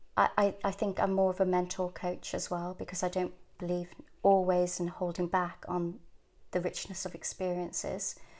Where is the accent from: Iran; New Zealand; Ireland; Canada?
Ireland; also born or lived in England; growing up in Ireland in a convent school